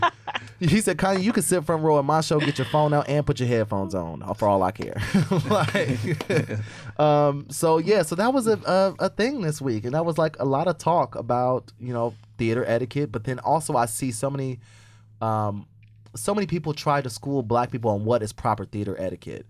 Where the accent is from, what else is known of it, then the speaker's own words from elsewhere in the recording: Indiana, United States; moved away as an adult; now in New York, United States; I'm from Indy fucking Anna